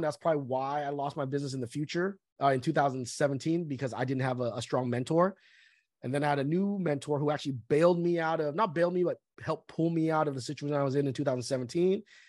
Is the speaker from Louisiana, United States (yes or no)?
no; Southern California, United States; also born or lived in Vietnam; I was born in Vietnam, uh, after one month of being born, we came from Vietnam to the United States. So pretty much I lived in Southern California my whole life.